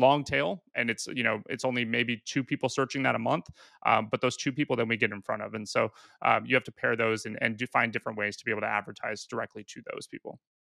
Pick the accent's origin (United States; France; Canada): United States; Pacific Northwest; moved away as an adult; also born or lived in Australia; now in San Diego, United States; I moved to San Diego. I was originally from the Pacific Northwest